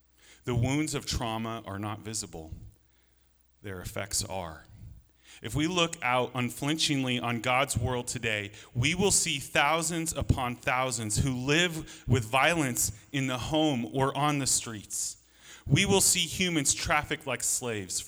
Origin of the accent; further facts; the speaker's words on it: Alaska, United States; I grew up in Alaska